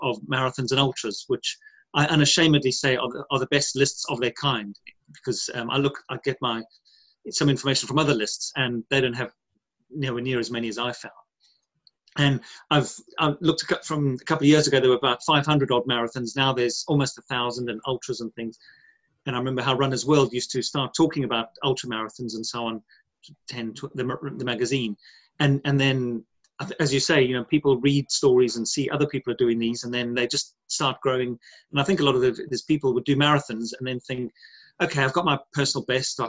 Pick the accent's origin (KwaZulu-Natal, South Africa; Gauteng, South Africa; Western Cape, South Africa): KwaZulu-Natal, South Africa; moved away as an adult; now in United Kingdom; I grew up in South Africa. I've been here over 22 years in the UK